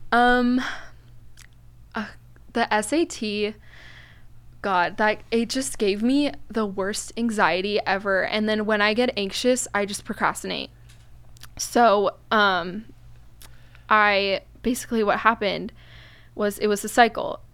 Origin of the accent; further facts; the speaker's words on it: Newport Beach, California, United States; I am from Newport